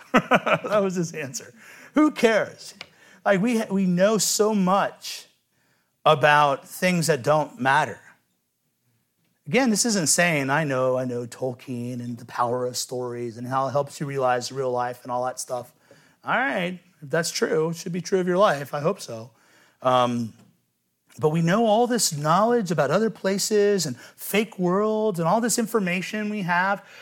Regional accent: Cincinnati, Ohio, United States; I'm from Cincinnati

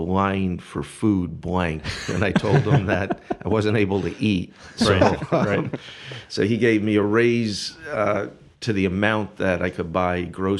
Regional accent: Brooklyn, New York, United States; I'm from Brooklyn, New York. Not Brooklyn, Michigan, but Brooklyn, New York.

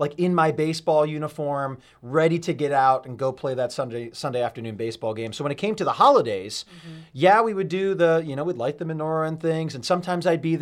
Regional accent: Burlington, Connecticut, United States; moved away; Born and raised in Burlington, Connecticut.

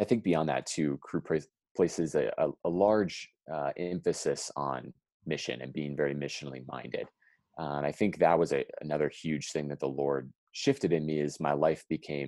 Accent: Mukwonago, Wisconsin, United States; also born or lived in Minnesota; I grew up in Mokwanego, Wisconsin, so just north on 43, and grew up in a Christian home

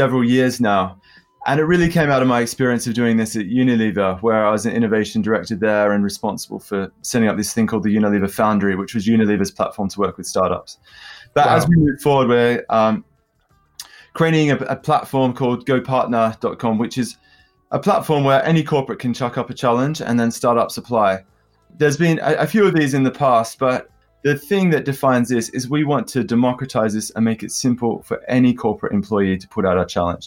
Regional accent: London, United Kingdom; accent: London; my London accent

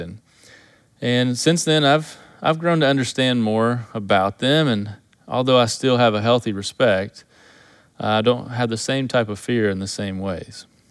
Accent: Kentucky, United States; moved away as an adult; growing up in Kentucky, we don't have alligators in Kentucky

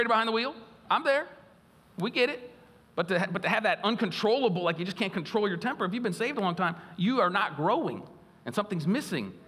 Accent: United States; as American Christians, we're so blessed in this nation

